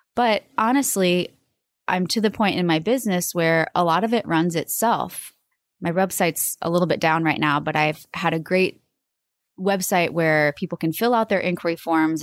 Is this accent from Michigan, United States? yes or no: no; Omaha, Nebraska, United States; moved away as an adult; also born or lived in Boston / New York City; I moved back home and as I was driving from New York, back to Omaha with all my belongings